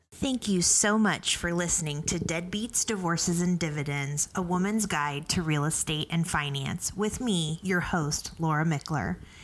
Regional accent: Randolph County, Indiana, United States; I'm from Randolph County, which is a neighboring mm-hmm. county. But I still feel like I'm from Muncie because mm-hmm. Muncie was where we had to come and get groceries.

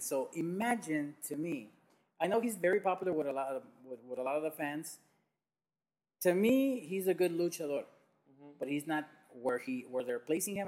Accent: Tijuana, Baja California, Mexico; Never in Tijuana though. Never in my hometown

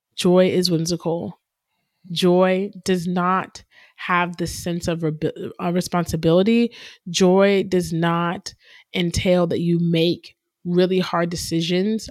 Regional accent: Canton, United States; we grew up in Canton

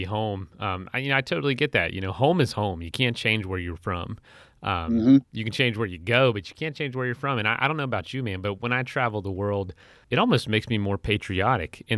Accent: Florida, United States; I'm from Florida

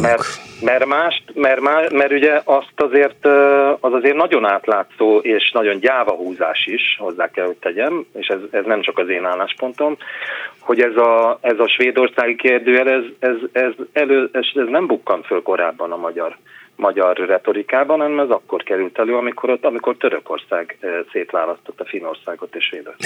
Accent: Hungary; now in Sweden; mint magyar választópolgárok, én is az vagyok még

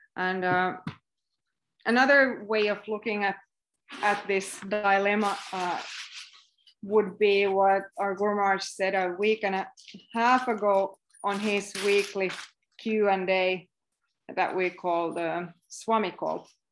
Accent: Finland; accent: Finnish; English is a second language; my weird Finnish accent

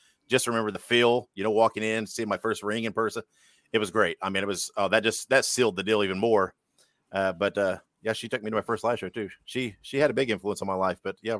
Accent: Central Indiana, United States; And I was born and raised in Central Indiana

